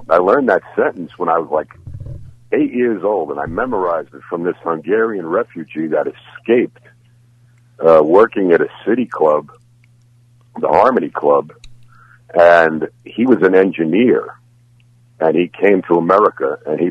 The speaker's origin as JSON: {"language": "English", "town": "New York City", "region": "New York", "country": "United States", "tie": "born or raised there", "moved": "yes", "lives_now": "Tampa, United States", "said": "I was born in the Bronx."}